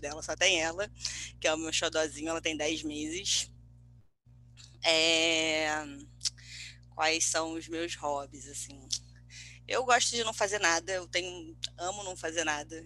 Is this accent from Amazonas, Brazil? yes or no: no; Rio de Janeiro, Brazil; moved away as an adult; now in São Paulo, Brazil; moro em São Paulo, sou carioca, mas moro em São Paulo